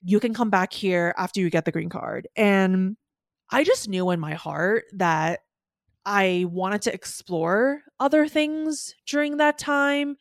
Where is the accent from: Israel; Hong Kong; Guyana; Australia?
Hong Kong; moved away as an adult; also born or lived in New York; I was born and raised in Hong Kong